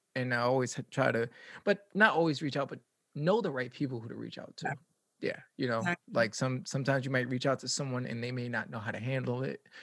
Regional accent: New York City, New York, United States; I'm from the Bronx

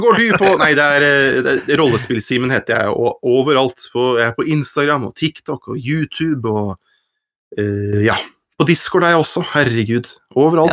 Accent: Horten, Vestfold, Norway; moved away as an adult; now in Oslo, Norway; Jeg kommer fra Horten, jeg, i Vestfold

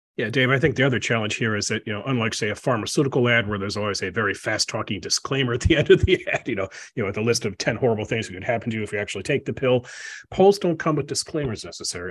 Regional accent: Washington, District of Columbia, United States; I grew up in Washington, D C in the sixties and seventies and eighties

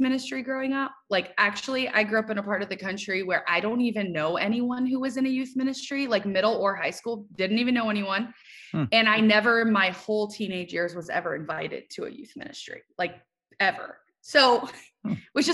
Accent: Cleveland, Ohio, United States; moved away as an adult; also born or lived in Maryland; I grew up in Cleveland, Ohio, moved to Maryland

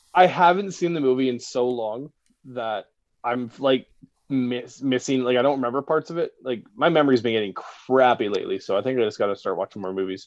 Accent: Victoria, British Columbia, Canada; moved away as an adult; now in Lloydminster, Canada; I'm originally from Victoria.

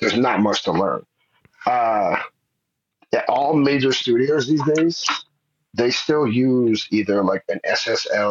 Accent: New Jersey, United States; moved away as an adult; also born or lived in Arizona; I'm from New Jersey

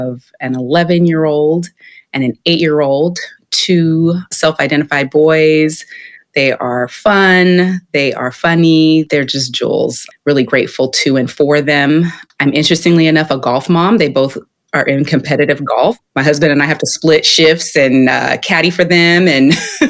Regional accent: Sacramento, California, United States; I'm from Sacramento, often in Bay Area shadow, but I was born and raised here, as was my mother.

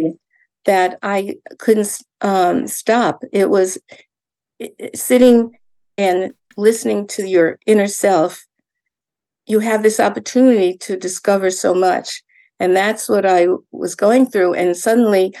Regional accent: New York, United States; moved away as an adult; also born or lived in Yonkers, New York / Far Rockaway, New York / Connecticut; now in Maine, United States; I was a New Yorker at first. You know, I was born in New York and lived in Yonkers in the orphanage, and also in Far Rockaway in the first orphanage.

